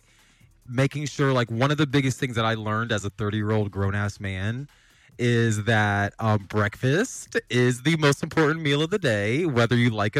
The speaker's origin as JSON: {"language": "English", "town": "Wooster", "region": "Ohio", "country": "United States", "tie": "born or raised there", "moved": "yes", "said": "I'm from Northern Ohio, so I'm like, damn, I gotta move back to my damn hometown"}